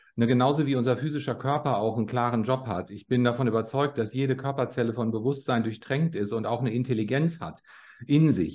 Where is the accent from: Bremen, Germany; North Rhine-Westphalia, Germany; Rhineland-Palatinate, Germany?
North Rhine-Westphalia, Germany; Bielefeld; moved away as an adult; also born or lived in Australia / Switzerland; now in Los Angeles, United States; Ich bin in Bielefeld in Nordrhein-Westfalen geboren, äh, neunzehnhundertsechsundsechzig und bin sehr früh mit zwanzig Jahren ins Ausland gezogen